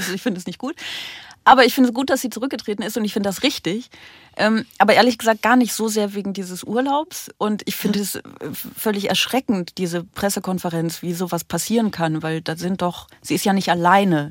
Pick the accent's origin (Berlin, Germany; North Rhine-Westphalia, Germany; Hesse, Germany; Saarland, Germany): North Rhine-Westphalia, Germany; Aachen; moved away; also born or lived in Brussels; Ich komme ja aus Aachen